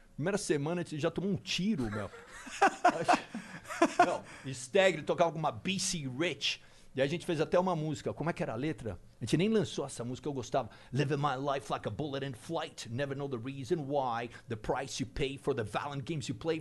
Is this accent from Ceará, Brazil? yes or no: no; São Paulo, Brazil; first language English; moved away; also born or lived in New York; eu sou brasileiro, cara. São Paulo, sabe? E minha família é daqui